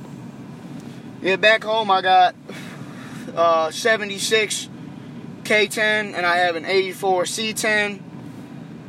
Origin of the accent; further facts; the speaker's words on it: southern Michigan, United States; moved away; I'm from southern Michigan, which was just cornfields and old trucks